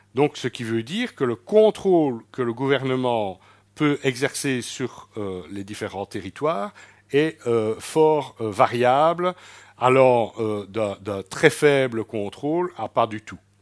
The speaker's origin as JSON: {"language": "French", "country": "Belgium", "said": "en tant que Belges"}